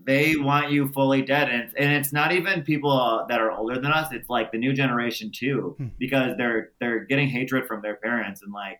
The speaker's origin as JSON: {"language": "English", "region": "Michigan", "country": "United States", "said": "we're from Michigan, and that has the highest concentrated like immigrants from Iran and Iraq."}